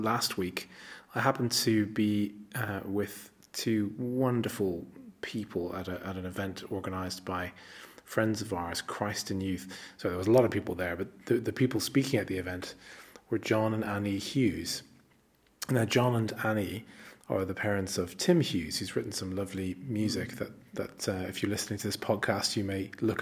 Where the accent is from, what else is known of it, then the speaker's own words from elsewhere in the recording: Ireland; all of us as Irish men and women